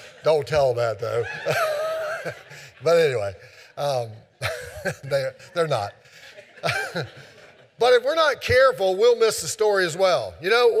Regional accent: Keezletown, Virginia, United States; I was growing up in Keezeltown

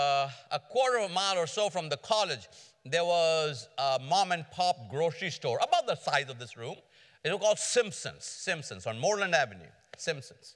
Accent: India; moved away as an adult; also born or lived in Atlanta, United States; now in United States; I came to America from India in 1973 as a student in Atlanta.

